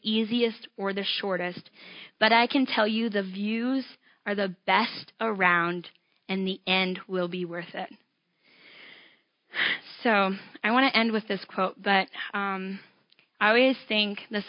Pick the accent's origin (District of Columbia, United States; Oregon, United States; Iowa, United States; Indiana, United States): Iowa, United States; I grew up in Iowa, right along the Mississippi.